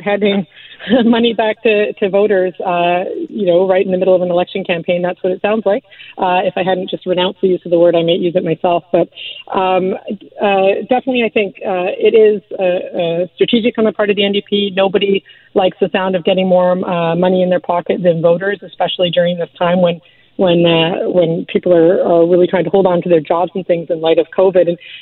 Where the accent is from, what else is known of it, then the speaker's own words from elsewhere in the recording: Surrey, British Columbia, Canada; I grew up in Surrey